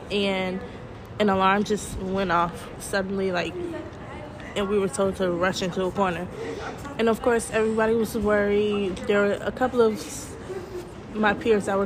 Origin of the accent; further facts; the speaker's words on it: Atlanta, Georgia, United States; now in Kuwait; I'm a senior at ASK in Kuwait. I'm from Atlanta, Georgia